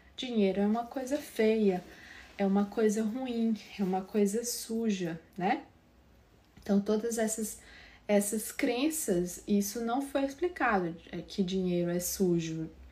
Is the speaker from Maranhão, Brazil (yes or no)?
yes; São Raimundo das Mangabeiras, Maranhão, Brazil; do interior do sul do Maranhão, né? Eu, eu sou de São Raimundo das Mangabeiras, lá do interior